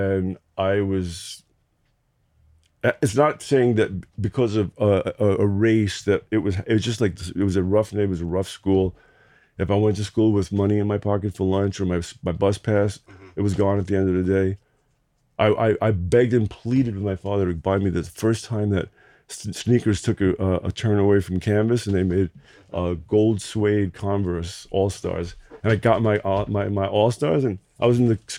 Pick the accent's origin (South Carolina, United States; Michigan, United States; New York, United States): New York, United States; New York City; I was born actually in Manhattan, in New York City proper